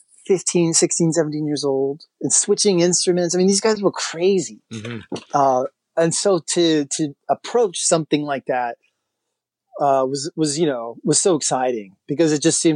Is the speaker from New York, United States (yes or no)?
no; Waukegan, Illinois, United States; also born or lived in DeKalb; I was living in, you know, my hometown in Waukegan, which is a like a lakefront town an hour away.